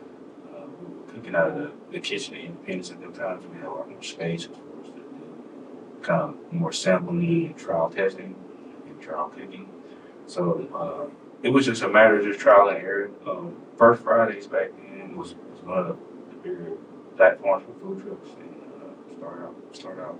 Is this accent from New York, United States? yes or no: no; Jackson, Mississippi, United States; I'm originally from Jackson, Mississippi.